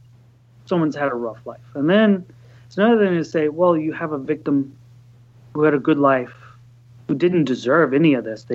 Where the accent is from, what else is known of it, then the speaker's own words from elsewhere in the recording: Texas, United States; now in Chicago, United States; where I grew up in Texas